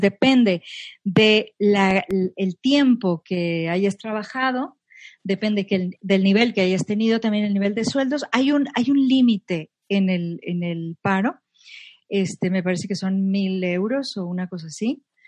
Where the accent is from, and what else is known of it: Monterrey, Nuevo León, Mexico; born or raised there; moved away as an adult; also born or lived in Mexico City / Zurich; now in Madrid, Spain